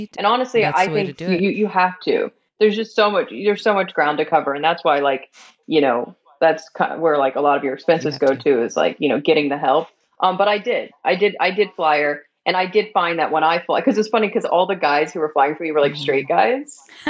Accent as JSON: {"language": "English", "region": "Southern United States", "country": "United States", "accent": "Southern", "said": "I'm a Southern gay. I feel like now just being around y'all, like my Southern accent's coming out."}